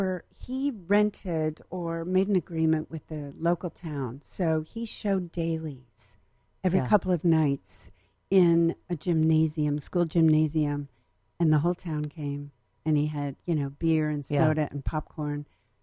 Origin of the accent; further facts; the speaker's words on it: Ithaca, New York, United States; moved away as an adult; I was a jockette from Western New York, Central New York.